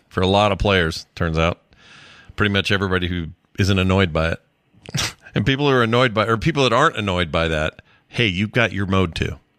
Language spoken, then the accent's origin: English; United States; we, Americans